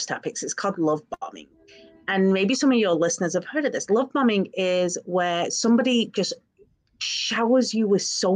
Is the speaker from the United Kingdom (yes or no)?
yes; England, United Kingdom; I grew up in England and I was bullied pretty badly